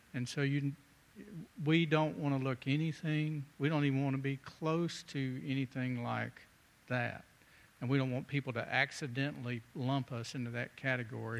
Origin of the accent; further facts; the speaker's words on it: the South, United States; I grew up in the South